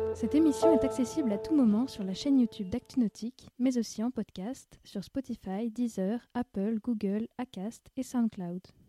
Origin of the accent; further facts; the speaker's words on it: Limoges, Nouvelle-Aquitaine, France; je viens de Limoges